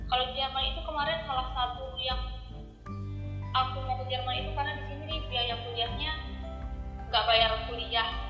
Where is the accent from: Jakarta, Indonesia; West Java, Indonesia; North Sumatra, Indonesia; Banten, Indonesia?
North Sumatra, Indonesia; moved away as an adult; now in Germany; Aku asalnya dari Sumatera Utara.